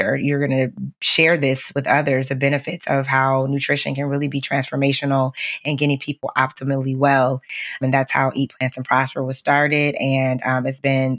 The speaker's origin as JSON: {"language": "English", "region": "Midwest", "country": "United States", "tie": "born or raised there", "said": "I grew up in the Midwest"}